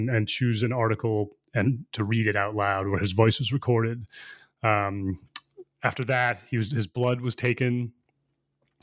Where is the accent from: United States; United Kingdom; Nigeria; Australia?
United States; moved away as an adult; also born or lived in China / Seoul / Taipei; I'm born in the U.S.